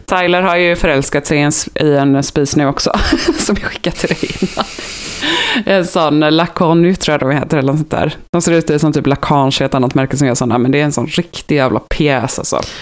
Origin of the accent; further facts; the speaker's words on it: Gothenburg, Västra Götaland, Sweden; accent: Gothenburg dialect; jag är från Göteborg